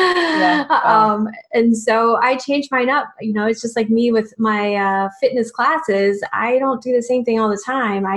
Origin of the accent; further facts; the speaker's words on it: Virginia Beach, Virginia, United States; moved away; I'm also originally from Virginia Beach.